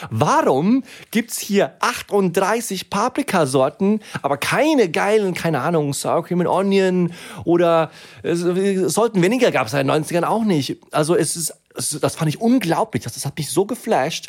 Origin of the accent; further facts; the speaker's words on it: Germany; also born or lived in Sweden; Und ich bin in Deutschland aufgewachsen